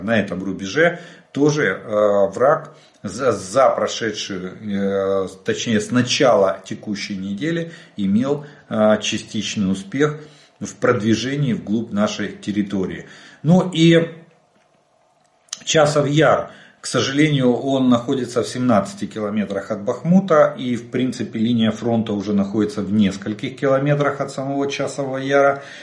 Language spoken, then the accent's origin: Russian; Ukraine; мы из Украины